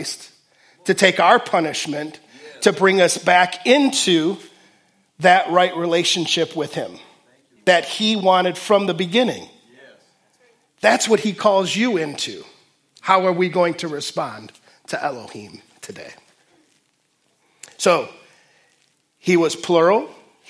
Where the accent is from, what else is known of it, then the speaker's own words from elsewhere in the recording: Detroit, Michigan, United States; also born or lived in Fort Wayne; now in Waterloo, United States; growing up in Detroit